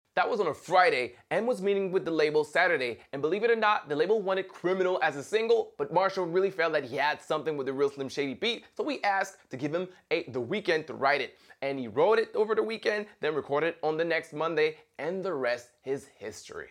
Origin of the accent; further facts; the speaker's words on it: Montreal, Quebec, Canada; being a Canadian from Montreal